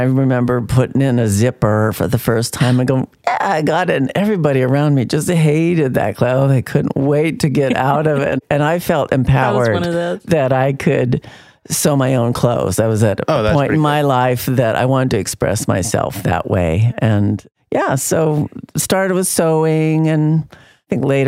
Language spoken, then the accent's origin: English; Calaveras County, California, United States; also born or lived in Modesto, California; My parents immediately moved up to Calaveras County, where my dad was the county vet. So I had a real rural upbringing way out in the boonies